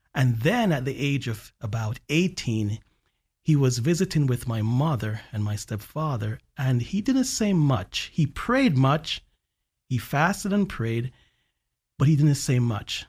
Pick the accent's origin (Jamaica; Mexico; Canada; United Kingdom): Jamaica; also born or lived in Alabama; now in Central Florida, United States; growing up in Jamaica